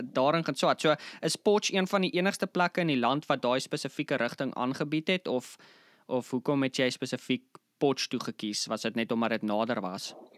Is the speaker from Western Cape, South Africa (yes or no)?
no; Bloemfontein, Free State, South Africa; ek obviously ja in Bloemfontein groot geword